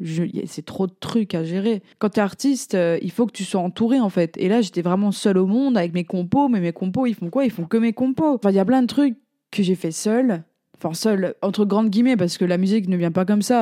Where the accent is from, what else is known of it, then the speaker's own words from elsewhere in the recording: France; je suis française